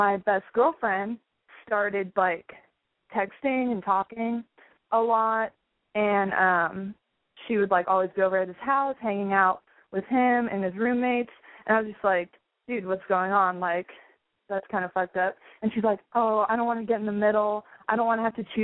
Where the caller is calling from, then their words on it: San Diego, California, United States; calling from good old California.